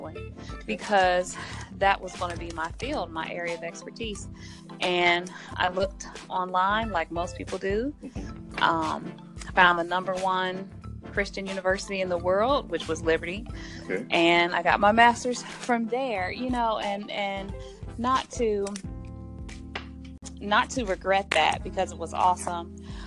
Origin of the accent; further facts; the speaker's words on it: Columbus, Ohio, United States; also born or lived in Washington, D.C.; I'm a native of Columbus, Ohio